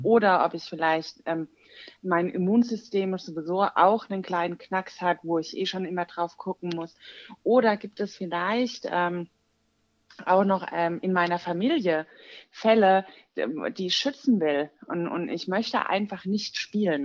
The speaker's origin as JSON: {"language": "German", "town": "Walldorf", "region": "Baden-Württemberg", "country": "Germany", "said": "ich komme aus Waldorf, das ist in der Nähe von Heidelberg"}